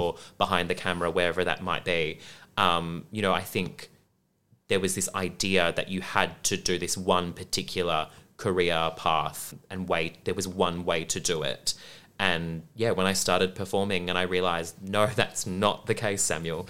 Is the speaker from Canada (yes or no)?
no; Perth, Western Australia, Australia; moved away as an adult; also born or lived in Brisbane; now in Melbourne, Australia; growing up in Perth